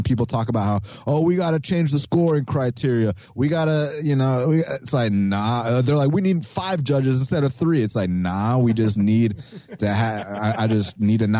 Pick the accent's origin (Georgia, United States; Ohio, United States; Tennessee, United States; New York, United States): Georgia, United States; Atlanta; I'm from Atlanta, Georgia.